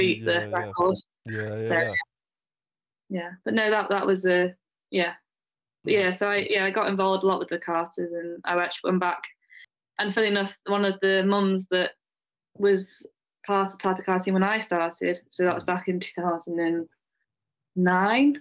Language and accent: English; Wigan, North West England, United Kingdom; moved away; also born or lived in Tarporley; I was actually born in Wigan, in Lancashire